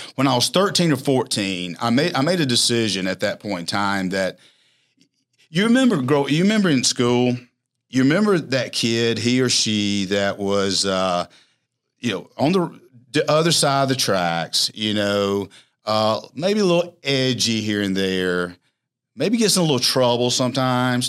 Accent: Alexander City, Alabama, United States; back to my hometown, Alexander City

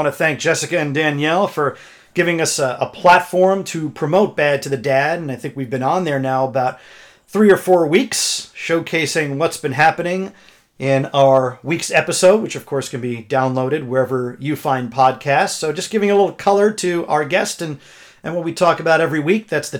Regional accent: New Jersey, United States; born or raised there

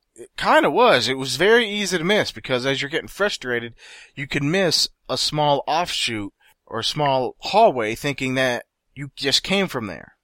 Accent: United States; I'm American.

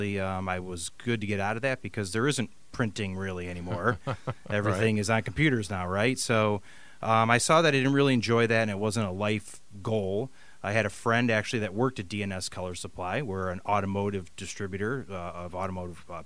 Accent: Brook Park, Ohio, United States; also born or lived in Parma, Ohio; I grew up primarily in Brook Park, and I moved into the Parma area when I was in my early teen years

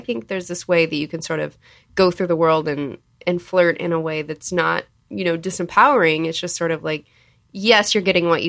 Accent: Texas, United States; I'm from Texas, which isn't technically the South

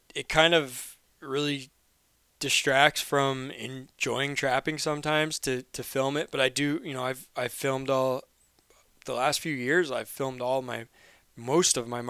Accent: Maine, United States; I'm from Maine

